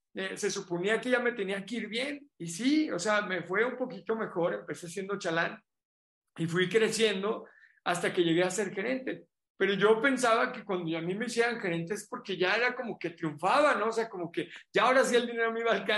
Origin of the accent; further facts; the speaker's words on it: Mexico; éramos como 8 mexicanos